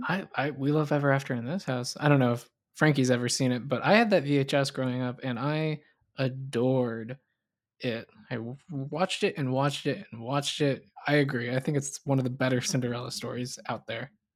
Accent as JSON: {"language": "English", "region": "the South", "country": "United States", "tie": "born or raised there", "said": "I grew up in the South"}